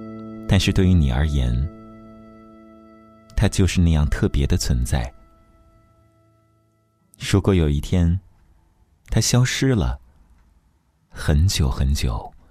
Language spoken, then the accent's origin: Chinese; Yichang, Hubei, China; 在我的家乡宜昌，江边的一座干净的小城